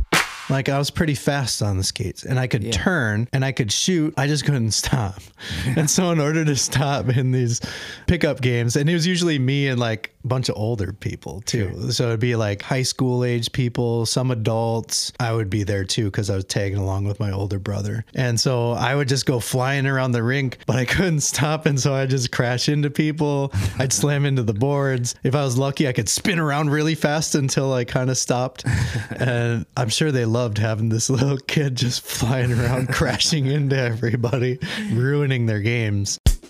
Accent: Minnesota, United States; I grew up in Minnesota

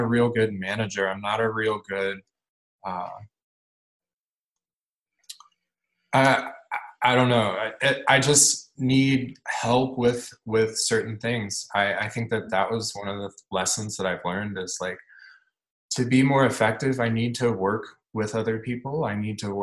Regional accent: Bloomington, Indiana, United States; also born or lived in Dodge City, Kansas; I've lived in Bloomington since I was in fourth grade. So I moved here from Dodge City, Kansas

